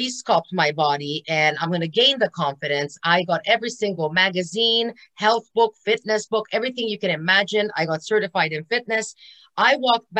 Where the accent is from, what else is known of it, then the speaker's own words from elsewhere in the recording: Hungary; now in Canada; I am actually from Hungary, and I came to Canada 34 years ago